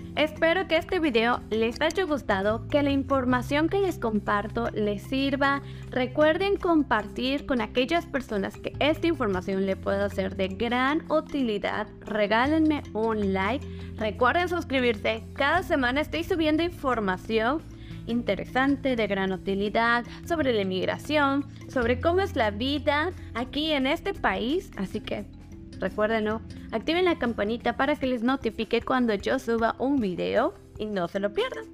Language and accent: Spanish; Mexico; moved away as an adult; now in British Columbia, Canada; como mexicanos